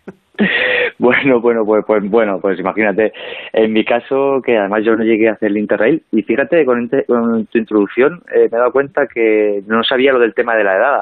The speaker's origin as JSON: {"language": "Spanish", "town": "El Provencio", "region": "Castilla-La Mancha", "country": "Spain", "tie": "born or raised there", "moved": "yes"}